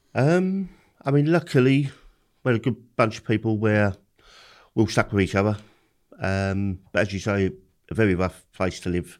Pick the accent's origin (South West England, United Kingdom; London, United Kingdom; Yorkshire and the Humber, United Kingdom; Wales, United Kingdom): London, United Kingdom; I've grew up in Peckham